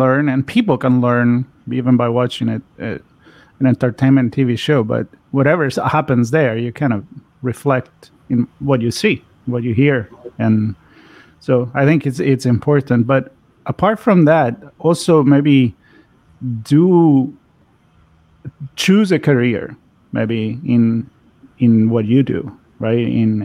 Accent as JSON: {"language": "English", "town": "Florence", "region": "Tuscany", "country": "Italy", "said": "I'm from Florence, Italy, so I'm thinking the Renaissance."}